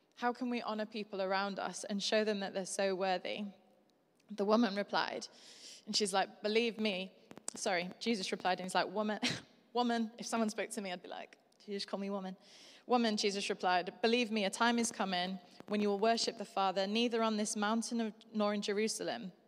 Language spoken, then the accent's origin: English; Yorkshire and the Humber, United Kingdom; I'm from Yorkshire.